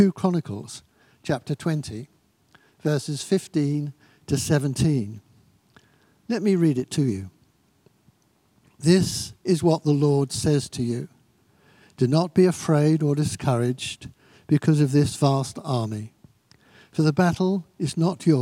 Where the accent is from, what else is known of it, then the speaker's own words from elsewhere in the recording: Eastbourne, South East England, United Kingdom; I was born in Eastbourne Maternity Hospital in Upperton Road